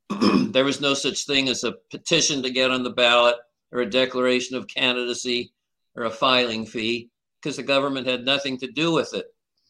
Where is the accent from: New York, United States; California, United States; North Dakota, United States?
California, United States; Antioch; my hometown of Antioch.